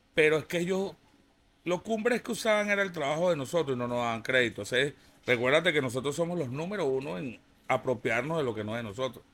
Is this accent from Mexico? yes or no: no; Venezuela; son paisanos, somos venezolanos